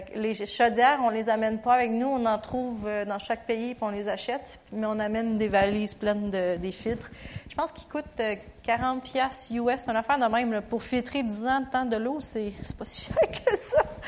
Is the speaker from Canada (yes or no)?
yes; Canada; je chantais l'hymne national du Canada parce que je suis canadienne